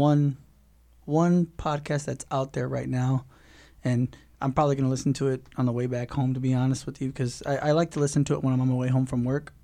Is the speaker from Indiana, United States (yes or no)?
yes; Hammond, Indiana, United States; now in Fort Wayne, United States; I'm from Hammond